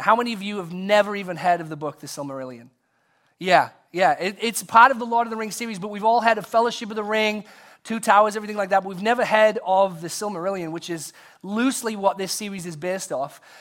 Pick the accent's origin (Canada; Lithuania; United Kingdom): United Kingdom; England; now in United States; in high school in England, visiting my, uh, grandparents who lived close to the school